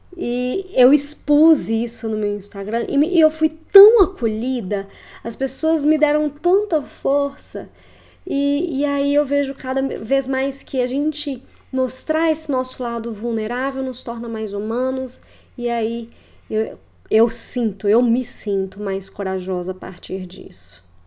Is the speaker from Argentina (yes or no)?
no; Belo Horizonte, Minas Gerais, Brazil; moved away as an adult; also born or lived in Curitiba, Paraná; eu sou natural de Belo Horizonte e retornei a BH nesta última semana